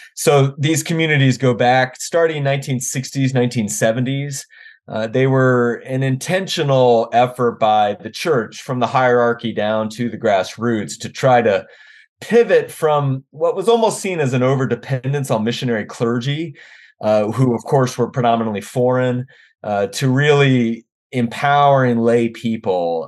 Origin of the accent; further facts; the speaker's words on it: Washington, District of Columbia, United States; moved away as an adult; also born or lived in Arkansas / Wisconsin / North Carolina; now in Omaha, United States; I grew up in the Washington, D C area